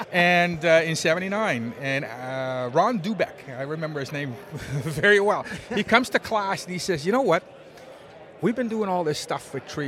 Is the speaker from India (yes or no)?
no; Netherlands; moved away as an adult; now in Canada; I'm from Holland originally, Holland.